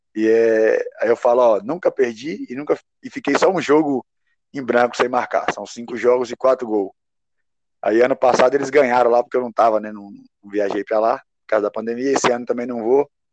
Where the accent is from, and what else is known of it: Bahia, Brazil; born or raised there; moved away